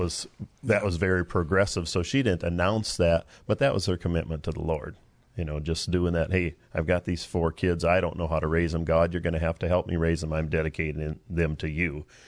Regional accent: Prinsburg, Minnesota, United States; moved away; I'm from Minnesota, West Central Minnesota. And last time I remember in our little town called Prinsburg

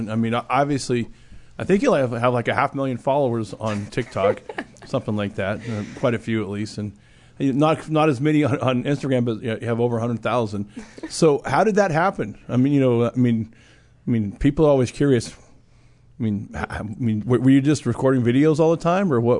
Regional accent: Texas, United States; I'm from Texas, technically.

